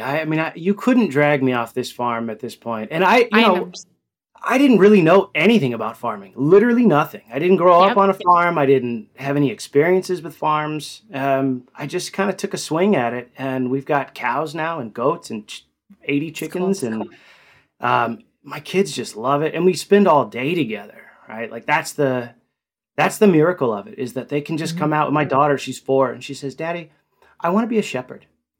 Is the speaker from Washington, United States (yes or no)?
no; Fort Worth, Texas, United States; Which is my, it's in my home state, Texas.